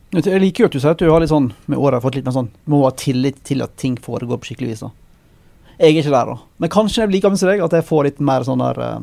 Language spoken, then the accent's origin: Norwegian; Western Norway, Norway; moved away; kommer fra hjemme på Vestlandet